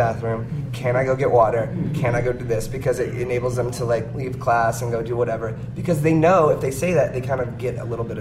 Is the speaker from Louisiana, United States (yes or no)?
yes; Shreveport, Louisiana, United States; now in New Orleans, United States; We actually grew up together in Shreveport